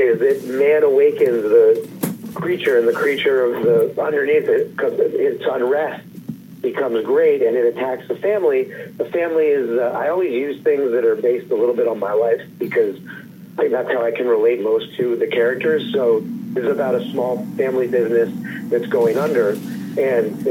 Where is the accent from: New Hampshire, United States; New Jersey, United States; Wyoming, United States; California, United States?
California, United States; Los Angeles; I grew up in Los Angeles